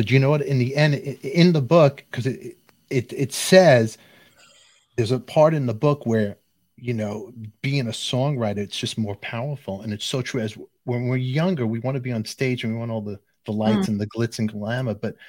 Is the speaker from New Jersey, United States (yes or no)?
no; New York City, New York, United States; I'm from Brooklyn.